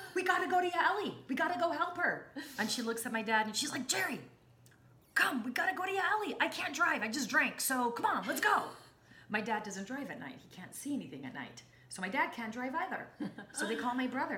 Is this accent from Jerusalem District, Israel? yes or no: yes; Jerusalem, Jerusalem District, Israel; I was born and raised in Jerusalem